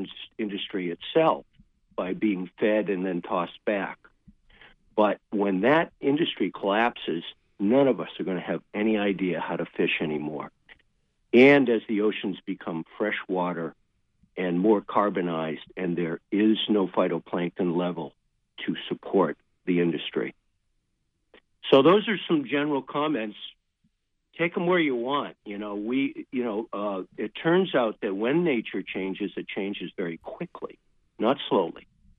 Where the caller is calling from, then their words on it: Richmond, Vermont, United States; also born or lived in Maine; I'm actually calling from Richmond, Vermont, but I have a place in Maine.